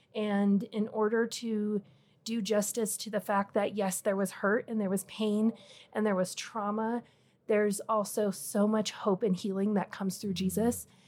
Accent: Wyoming, United States; moved away as an adult; now in Colorado, United States; I grew up in Wyoming, just kind of a real small town girl, um, ended up in Colorado by marriage

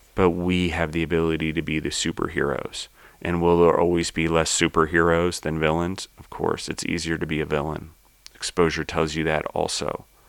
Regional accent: United States; I was born in the United States.

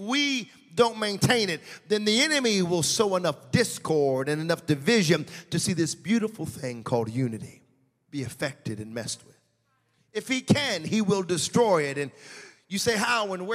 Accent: United States; moved away; I'm from the States

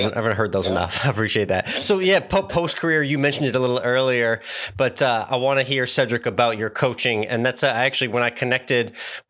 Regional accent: New England, United States; moved away as an adult; now in Central Texas, United States; where I grew up in New England, barbecue was some sad hot dogs and hamburgers in a charcoal grill that are done in 15 minutes.

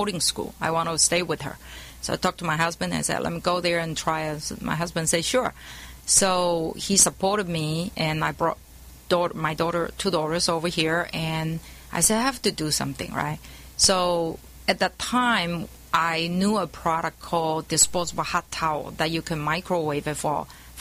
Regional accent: Taiwan; moved away as an adult; now in California, United States; I was born in Taiwan

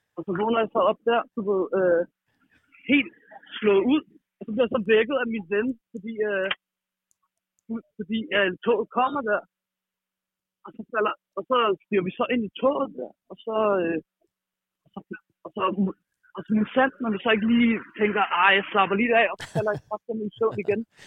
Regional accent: Frederiksberg, Capital Region of Denmark, Denmark; Jeg er fra Frederiksberg i København

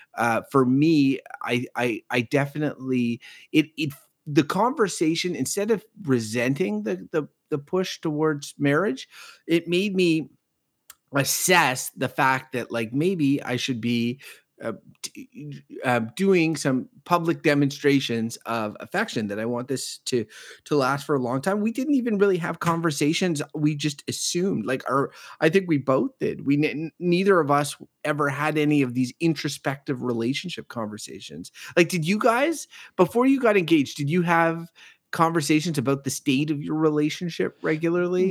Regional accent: Quebec, Canada; now in Ottawa, Canada; I grew up in the province of Quebec

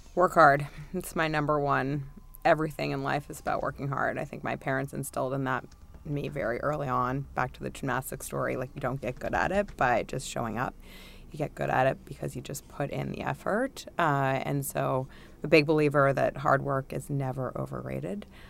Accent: New York, United States; I'm a native New Yorker. Uh, I've made it all of twenty blocks in my entire life

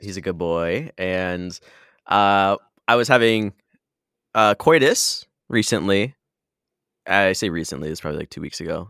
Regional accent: Michigan, United States; now in San Diego, United States; I grew up in Michigan

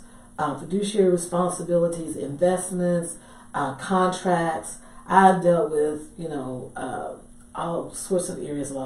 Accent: Dallas, Texas, United States; I'm from Dallas originally

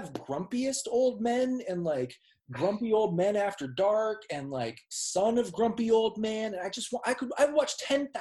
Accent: Minnesota, United States; moved away; I'm from Minnesota.

